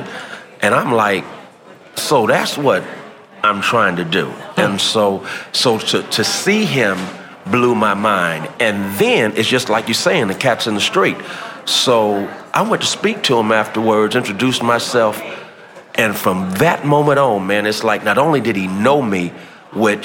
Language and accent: English; San Francisco, California, United States; I grew up in San Francisco